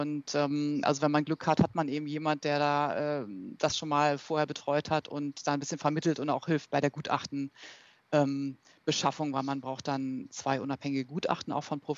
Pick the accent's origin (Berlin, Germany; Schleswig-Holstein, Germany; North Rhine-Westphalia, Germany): Berlin, Germany; born there; ich bin äh, ursprünglich in Berlin geboren, ähm, habe dort auch äh, Luft- und Raumfahrt studiert, zunächst an der TU in Berlin und bin dann nach Aachen gegangen